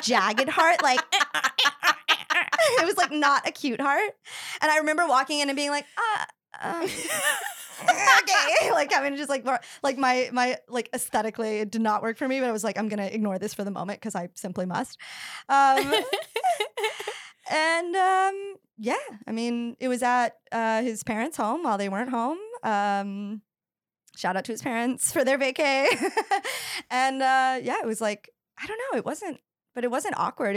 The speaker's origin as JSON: {"language": "English", "region": "the South", "country": "United States", "tie": "born or raised there", "said": "I grew up in the South"}